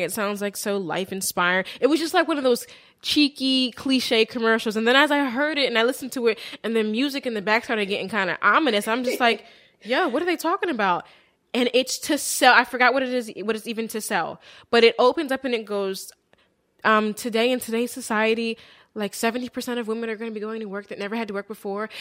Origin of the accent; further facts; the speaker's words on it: Willow Grove, Pennsylvania, United States; We grew up in Willow Grove, Pennsylvania